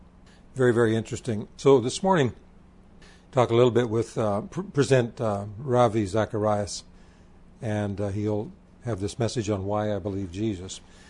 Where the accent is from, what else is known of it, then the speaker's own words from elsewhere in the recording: India; I was born and raised in India.